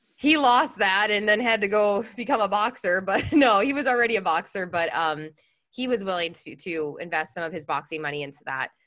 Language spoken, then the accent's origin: English; Chicago, Illinois, United States; moved away as an adult; now in San Diego, United States; I'm in San Diego. I'm originally from Chicago, but I moved to California a few years ago